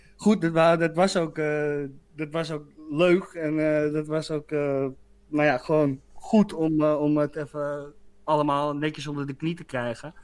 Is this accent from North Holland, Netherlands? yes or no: yes; Muiden, North Holland, Netherlands; Bij ons in Muiden